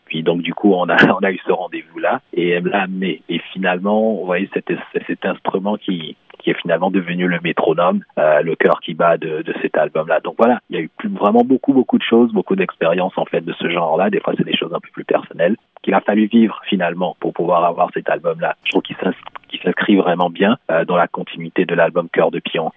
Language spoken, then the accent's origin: French; Benin; moved away; au Bénin, euh, qui est mon pays d'origine